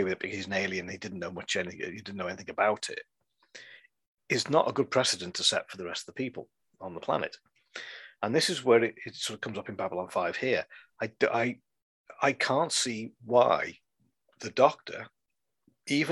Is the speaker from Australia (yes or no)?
no; England, United Kingdom; I am an English citizen